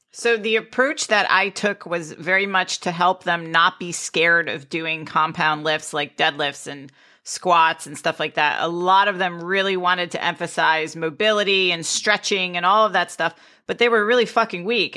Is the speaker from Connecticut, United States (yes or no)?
yes; Greenwich, Connecticut, United States; I grew up in Greenwich, Connecticut, which was a very wealthy town with nine golf clubs